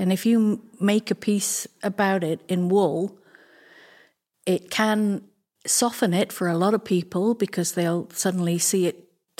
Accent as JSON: {"language": "English", "region": "London", "country": "United Kingdom", "tie": "born there", "said": "So I was born in London."}